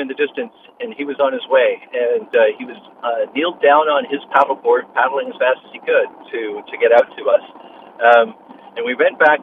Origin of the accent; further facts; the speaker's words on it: Canada; also born or lived in Langley, British Columbia; I'm a Canadian living up in Langley, just on the other side of the line